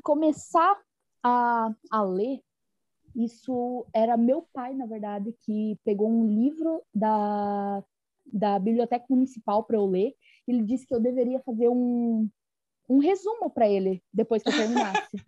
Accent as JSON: {"language": "Portuguese", "region": "interior of Paraná", "country": "Brazil", "accent": "rolled/pulled R (caipira R)", "said": "eu sou do interior do Paraná"}